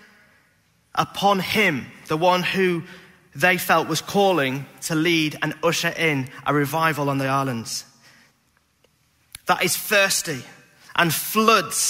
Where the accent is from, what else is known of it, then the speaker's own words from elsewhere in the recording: Beverley, Yorkshire and the Humber, United Kingdom; moved away; When I was a youth leader back in Beverley, my hometown